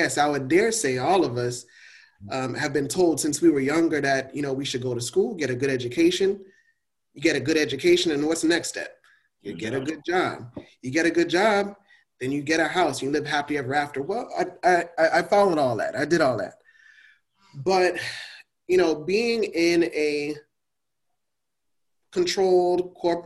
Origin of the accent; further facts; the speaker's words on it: Miami, Florida, United States; growing up in Miami, and I was in West Perrine